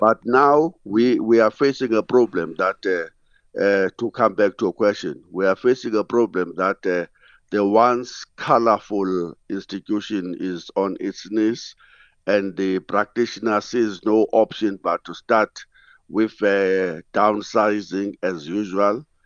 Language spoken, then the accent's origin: English; Sada, Eastern Cape, South Africa; I'm in my hometown now in Sada